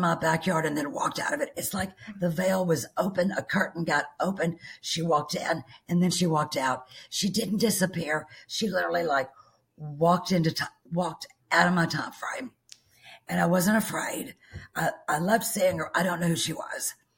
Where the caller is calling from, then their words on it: Bismarck, Arkansas, United States; I'm calling you from Bismarck, Arkansas